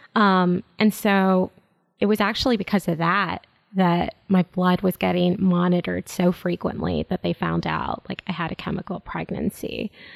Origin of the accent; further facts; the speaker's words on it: Chicago, Illinois, United States; I'm born and raised in Chicago